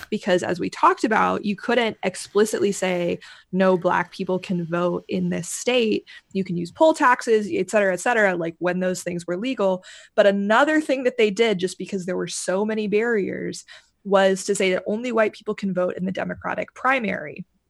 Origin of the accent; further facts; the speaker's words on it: Kentucky, United States; moved away; I'm originally from Kentucky.